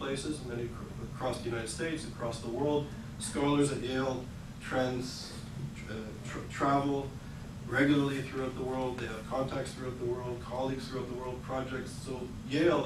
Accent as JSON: {"language": "English", "region": "Quebec", "country": "Canada", "tie": "born or raised there", "said": "Healthcare in Quebec, especially where I grew up"}